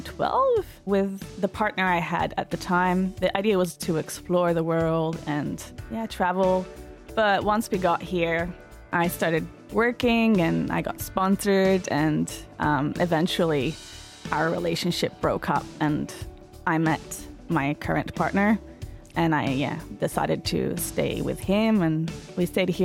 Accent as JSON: {"language": "English", "town": "Padua", "region": "Veneto", "country": "Italy", "tie": "born or raised there", "second_language": "English", "said": "I was born in Italy, close to Venice, in Padova. And my dad is Russian-Ukrainian with a Jewish background. And my mom is Italian. So I lived there for most of my life, but they sent me to an American private school."}